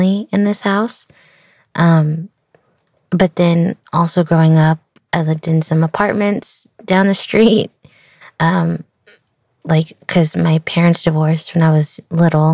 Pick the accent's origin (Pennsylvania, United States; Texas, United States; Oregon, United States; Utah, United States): Texas, United States; Austin; born or raised there